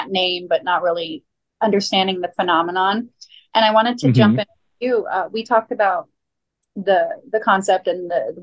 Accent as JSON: {"language": "English", "region": "Florida", "country": "United States", "tie": "born or raised there", "said": "I grew up in Florida"}